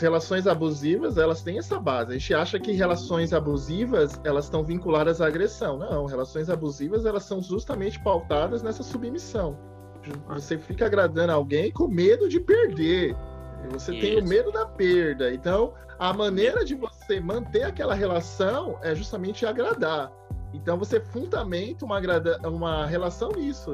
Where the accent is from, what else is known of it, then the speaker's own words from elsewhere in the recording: Brazil; a gente é brasileira